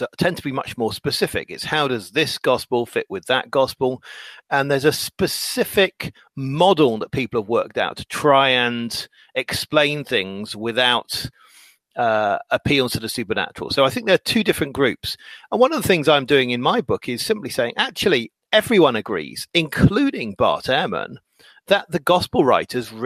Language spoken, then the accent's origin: English; England, United Kingdom; I'm English